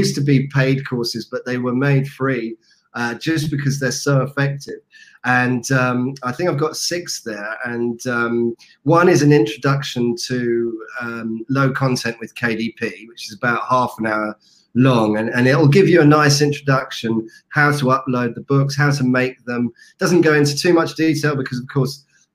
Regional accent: United Kingdom; I happen to be from the UK, as you will know from my accent.

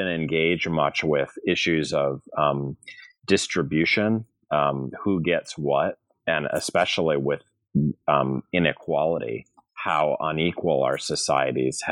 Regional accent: St. Louis, Missouri, United States; moved away as an adult; also born or lived in California / Massachusetts / New York / Connecticut; I'm from St. Louis, Missouri

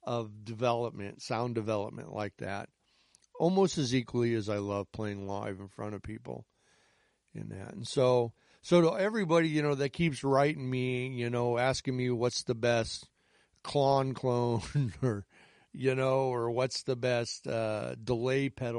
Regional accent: Chicago, Illinois, United States; I'm from the Chicago area. I've lived outside the city of Chicago on and off my entire life.

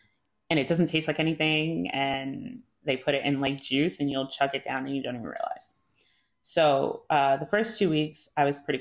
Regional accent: New Jersey, United States; moved away as an adult; also born or lived in Utah / South Korea; I'm from New Jersey

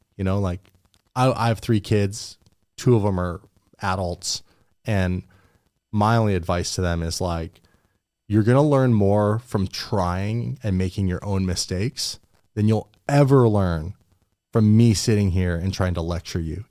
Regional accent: Port Alberni, British Columbia, Canada; moved away as an adult; where I grew up in Port Alberni

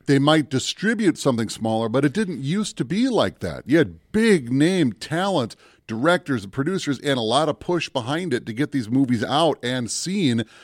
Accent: Minnesota, United States; they filmed that in my hometown

